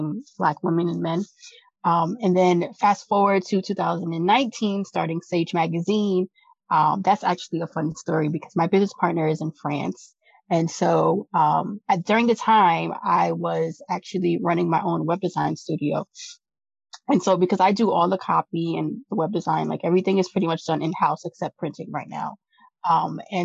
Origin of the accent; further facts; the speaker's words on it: New York, United States; I come from New York